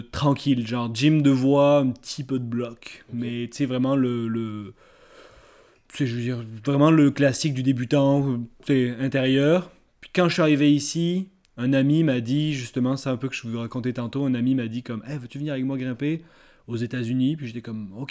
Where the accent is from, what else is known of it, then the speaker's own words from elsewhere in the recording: south of France, France; now in Canada; je viens du sud de la France. Ouais. Puis ça fait à peu près 6 ans, euh, quelque chose comme ça, 6-7 ans que j'habite, euh, que je suis au Québec.